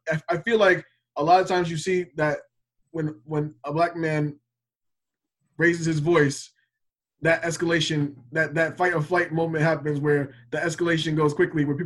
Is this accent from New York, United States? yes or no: yes; New York, United States; I grew up a lot in New York